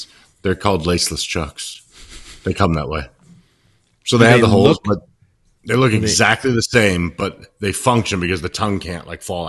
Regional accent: United States; I'm American.

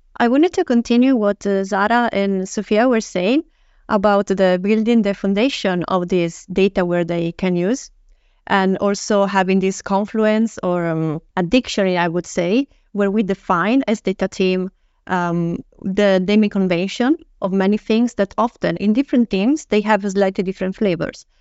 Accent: Italy; moved away as an adult; also born or lived in United Kingdom; now in Stockholm, Sweden; I'm Italian, and before that I lived in U K

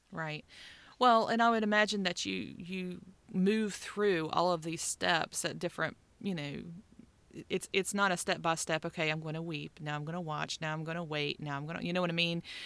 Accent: West Virginia, United States; moved away; I grew up in West Virginia

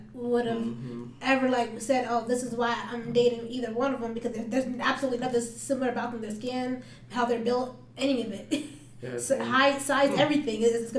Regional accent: Phoenix, Arizona, United States; also born or lived in Tempe; growing up in South Phoenix, everybody looked like me. And like, sure, we have a few Mexican kids too, but like, we're all minorities.

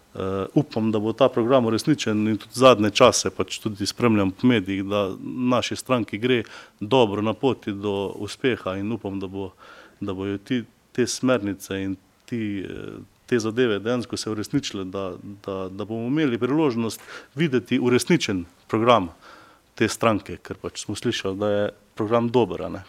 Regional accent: Slovenia; Jaz sam prihajam iz Slovenjaca

